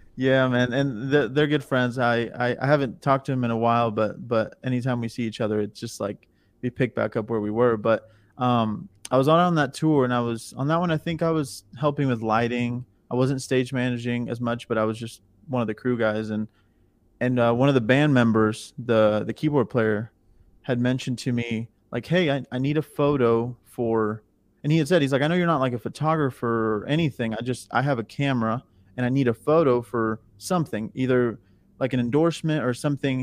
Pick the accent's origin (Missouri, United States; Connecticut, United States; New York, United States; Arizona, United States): Missouri, United States; moved away as an adult; now in Nashville, United States; I'm from Missouri